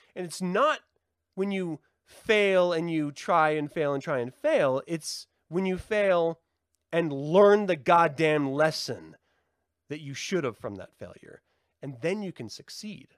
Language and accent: English; Salt Lake City, Utah, United States; growing up in Salt Lake City